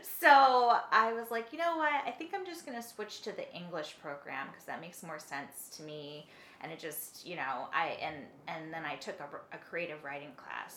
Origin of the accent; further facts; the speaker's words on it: northeastern Connecticut, United States; also born or lived in California / Florida; Eastern Connecticut, rural, like, sort of, northeastern Connecticut.